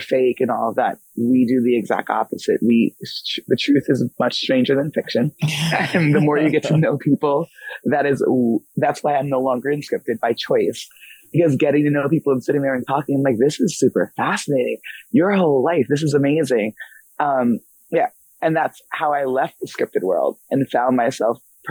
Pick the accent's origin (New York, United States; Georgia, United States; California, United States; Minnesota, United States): New York, United States; moved away as an adult; now in Los Angeles, United States; I grew up in New York.